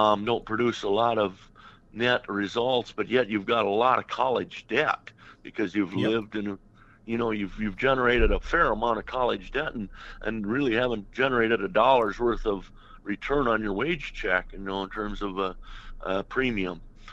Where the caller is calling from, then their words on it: Hutchinson, Minnesota, United States; Well, we're from Hutchinson area, south of St. Cloud here, Minnesota.